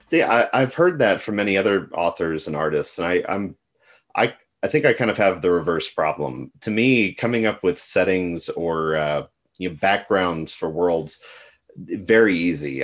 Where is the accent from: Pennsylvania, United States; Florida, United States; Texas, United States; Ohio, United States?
Texas, United States; West; growing up in West Texas in the Southwest